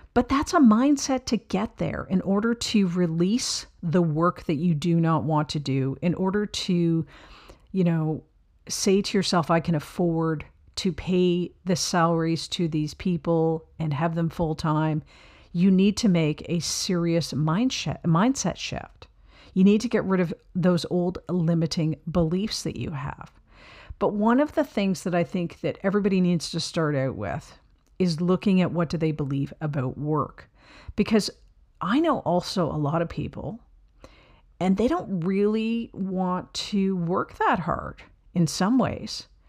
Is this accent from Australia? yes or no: no; Canada; I'm a Canadian, but right beside the United States